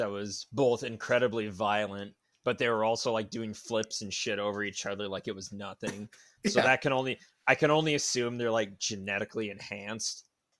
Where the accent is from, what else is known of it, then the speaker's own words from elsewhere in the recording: Boston, Massachusetts, United States; I'm from Boston, and I say kill them all.